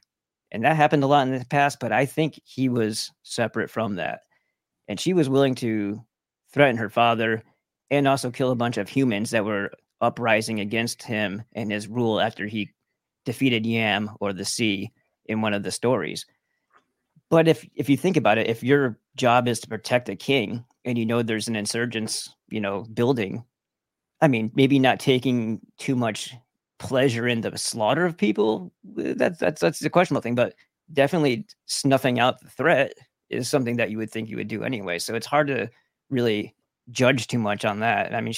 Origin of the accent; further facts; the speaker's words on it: New York, United States; because I'm from New York originally.